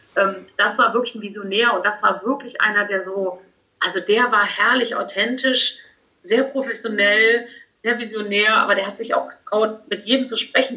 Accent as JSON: {"language": "German", "town": "Cologne", "region": "North Rhine-Westphalia", "country": "Germany", "said": "Als echte Kölnerin"}